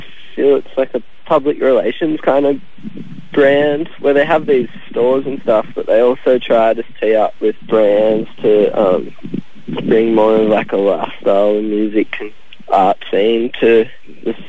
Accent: Forster, New South Wales, Australia; now in Byron Bay, Australia; I grew up in Foster Tonkari and I still kind of lived there the last few

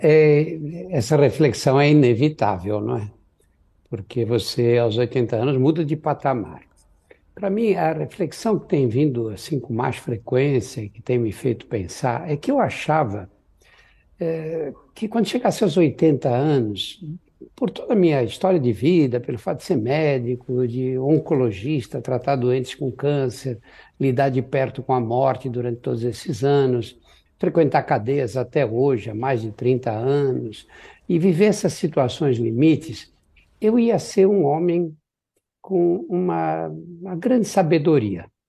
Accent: São Paulo, Brazil; Eu nasci no Brás, que era um bairro operário de São Paulo, na frente da minha casa tinha uma fábrica

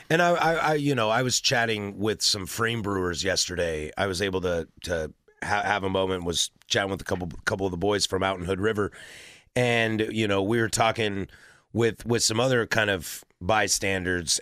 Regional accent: the Northwest, Pacific Northwest, United States; as somebody born and raised in the Northwest

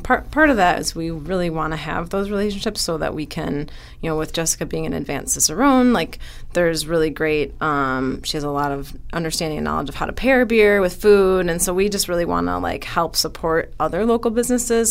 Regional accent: Wisconsin, United States; also born or lived in California; now in Madison, United States; we're both from Wisconsin

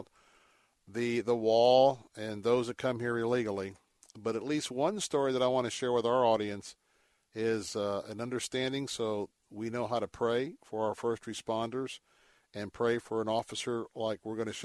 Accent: Tampa, Florida, United States; I grew up in Tampa

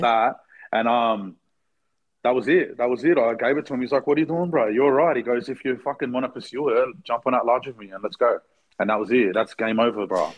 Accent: Blacktown, New South Wales, Australia; We're from Blacktown

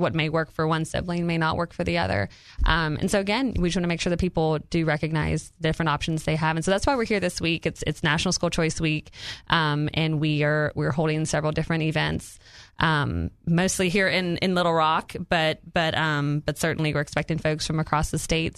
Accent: Louisiana, United States; moved away as an adult; now in Arkansas, United States; it's my home state

